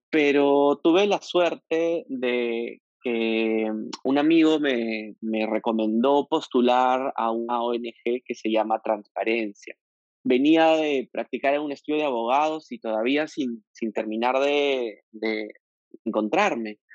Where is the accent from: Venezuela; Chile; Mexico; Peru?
Peru; Piura; moved away as an adult; now in Lima, Peru; Yo soy piurano, yo nací en Piura en el año 84, estudié una carrera en la Universidad Católica como abogado, me vine a Lima porque pensaba primero que Piura era una ciudad bastante conservadora y muy machista